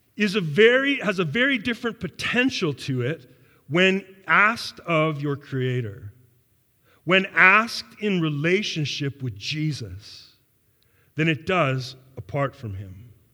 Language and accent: English; Canada; I am a Canadian. That I was born and raised in a modern Western worldview and culture